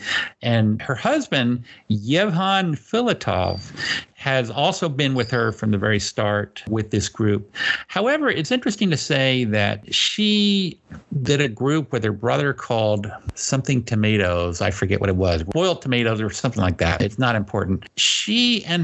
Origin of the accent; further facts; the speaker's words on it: United States; as an American